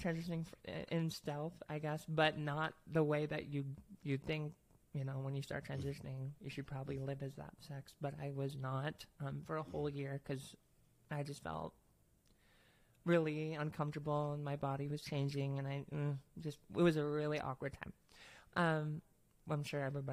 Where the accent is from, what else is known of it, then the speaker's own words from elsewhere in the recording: Minnesota, United States; now in Fargo, United States; Originally from Minnesota. Born and raised in Minnesota.